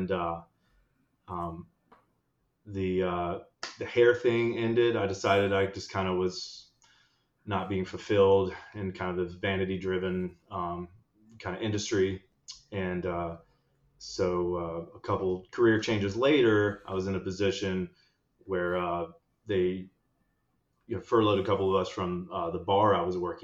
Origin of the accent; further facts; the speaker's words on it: North Carolina, United States; I'm from North Carolina, born and raised